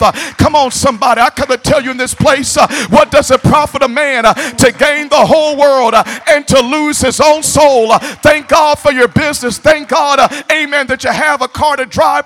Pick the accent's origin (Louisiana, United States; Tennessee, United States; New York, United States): Tennessee, United States; Memphis; now in Kansas City, United States; I do come from Memphis